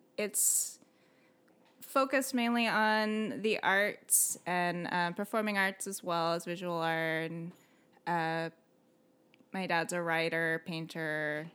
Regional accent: San Diego, California, United States; also born or lived in Belgium; when I was a baby, they came back to San Diego. So I grew up in, like, the East County area

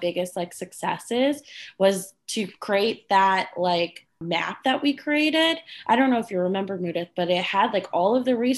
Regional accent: Frederick, Maryland, United States; now in Chicago, United States; I'm from Frederick. So just right north.

